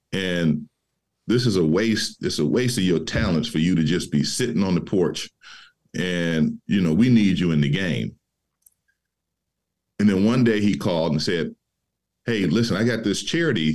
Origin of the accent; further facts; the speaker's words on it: Detroit, Michigan, United States; being born and raised in Detroit